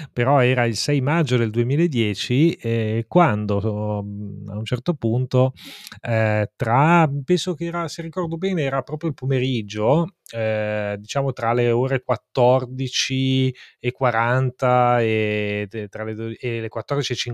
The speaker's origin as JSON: {"language": "Italian", "town": "Milan", "region": "Lombardy", "country": "Italy", "said": "Da buon milanese direi Pandoro."}